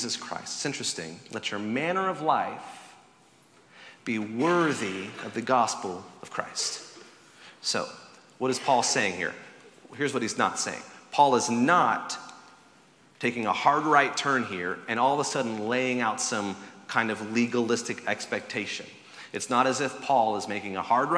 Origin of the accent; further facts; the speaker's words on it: the South, United States; I grew up in the South, where tea is served cold